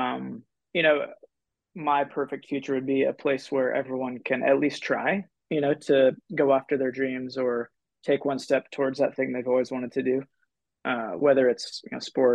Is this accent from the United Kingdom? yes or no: no; Philippines; Actually, I grew up in the Philippines, so one of my first memories was I remember going out right in front of our house outside of Manila